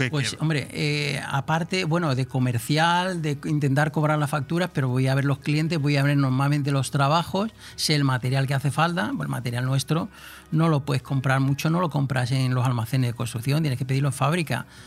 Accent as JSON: {"language": "Spanish", "town": "Moguer", "region": "Andalusia", "country": "Spain", "tie": "born or raised there", "also_born_or_lived": "Polop / Altea", "moved": "yes", "lives_now": "Marina Baja, Spain", "said": "yo nací en Huelva"}